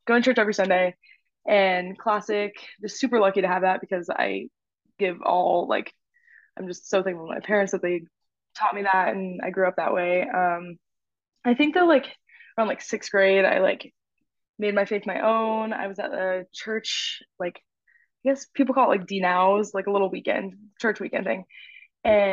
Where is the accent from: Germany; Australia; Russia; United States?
United States; Houston, Texas; moved away as an adult; also born or lived in Oklahoma; I'm from Houston, went to middle school, high school with Lauren.